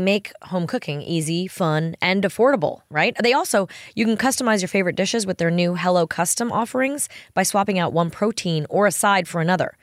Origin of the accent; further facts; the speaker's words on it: Long Island and Manhattan, New York, United States; moved away as an adult; also born or lived in Los Angeles; now in Nashville, United States; I grew up in New York on Long Island and Manhattan, and then moved to L A when I was twenty